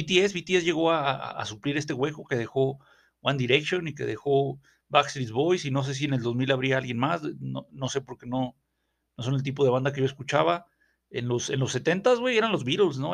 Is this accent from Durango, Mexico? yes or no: yes; Durango, Mexico; allá en mi ciudad de México, o sea, aquí donde estamos en, Victoria de, Durango